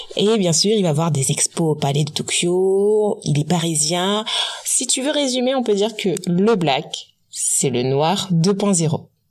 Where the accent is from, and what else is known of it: French Guiana